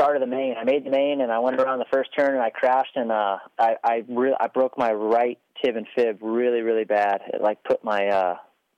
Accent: El Cajon, California, United States; growing up in El Cajon

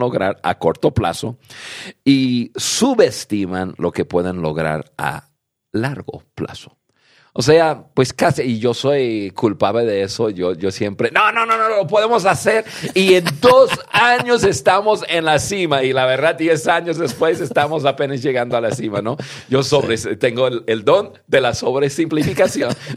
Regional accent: United States; yo nací en Estados Unidos

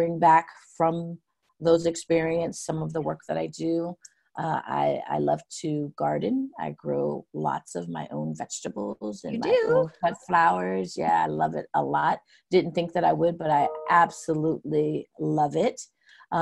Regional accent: Pasco, Washington, United States; When I grew up in Pasco, I had so many different kinds of friends

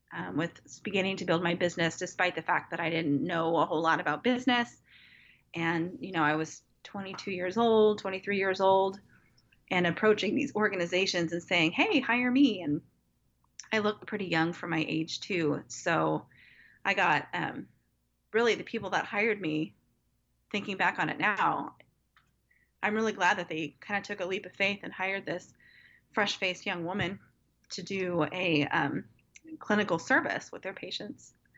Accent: Wichita, Kansas, United States; also born or lived in Evansville, Indiana / San Diego, California; now in Kansas City, United States; I knew I wanted to come back to my hometown, which is Wichita, Kansas area.

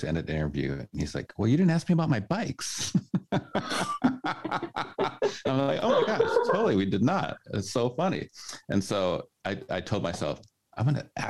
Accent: Midwest, United States; now in Oregon, United States; I grew up in the Midwest

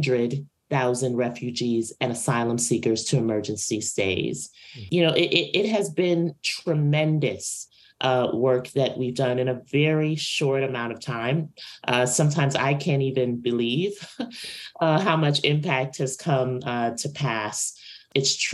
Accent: New York City, New York, United States; my hometown, Brooklyn, New York

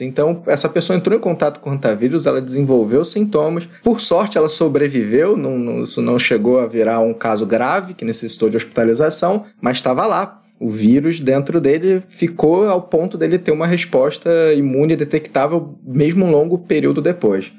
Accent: Rio de Janeiro, Brazil; Eu, por exemplo, sou do Rio de Janeiro

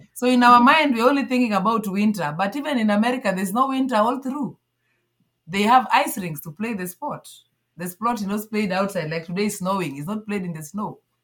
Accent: Kakimba, Nyanza, Kenya; moved away as an adult; now in Nairobi, Kenya; I grew up at some village called Kakimba in uh, Nyanza part of Kenya

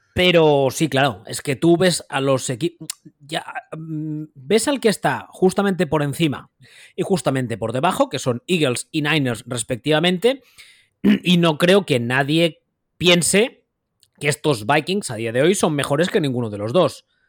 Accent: Catalonia, Spain; aquí siendo catalán y viviendo aquí, toda la vida lo he oído

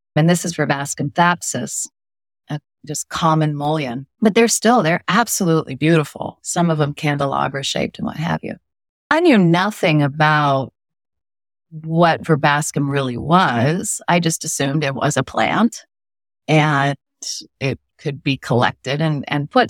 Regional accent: California, United States; moved away as an adult; also born or lived in Iowa; now in East Coast, United States; I grew up in California for the most part

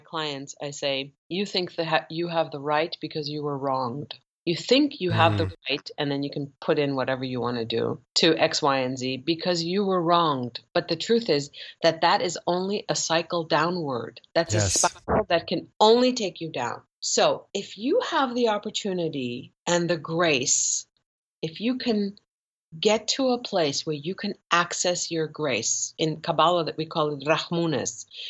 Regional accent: Germany; I grew up in Germany as a Persian Jewish girl in Germany

